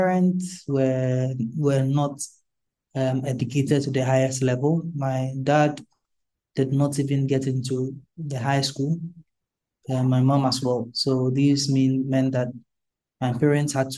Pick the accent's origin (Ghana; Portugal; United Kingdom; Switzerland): Ghana; I'm Ghanaian